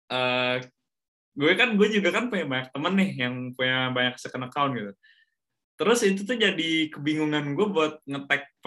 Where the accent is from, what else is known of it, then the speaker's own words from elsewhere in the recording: Bandung, West Java, Indonesia; walaupun gue orang Bandung ya tapi gue kan nggak tumbuh dan besar di Bandung